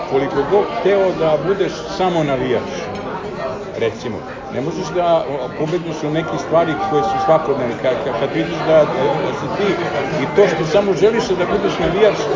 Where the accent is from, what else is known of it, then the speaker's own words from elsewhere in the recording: Belgrade, Serbia; born there; zapravo sam rođen u Beogradu